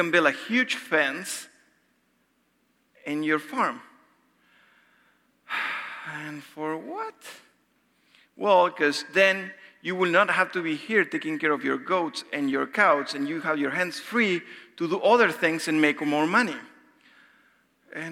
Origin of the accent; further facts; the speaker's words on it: Argentina; moved away; I'm from Argentina.